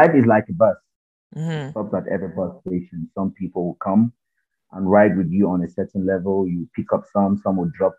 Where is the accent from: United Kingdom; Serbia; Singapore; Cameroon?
Cameroon; I'm originally from Cameroon.